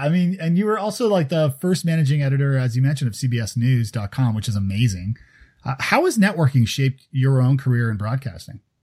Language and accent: English; Toronto, Ontario, Canada; moved away; I'm from Toronto originally.